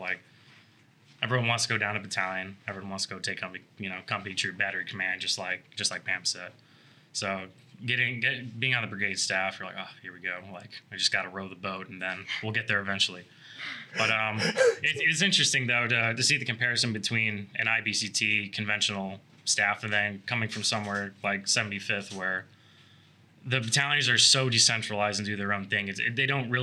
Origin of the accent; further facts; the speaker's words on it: Aurora, Illinois, United States; moved away; Originally from Aurora, Illinois